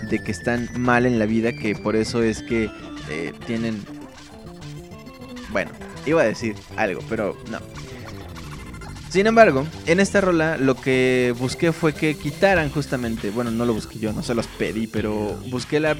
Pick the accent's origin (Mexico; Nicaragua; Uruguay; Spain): Mexico; northern Mexico; accent: norteño; ¿Por qué sigo hablando como norteño?